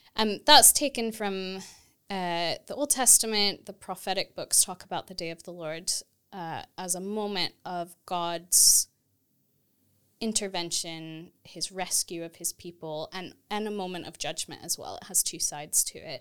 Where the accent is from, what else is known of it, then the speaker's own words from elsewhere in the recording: Texas, United States; moved away as an adult; also born or lived in St Andrews, Scotland / Edinburgh, Scotland; now in United Kingdom; I grew up in Texas in the U S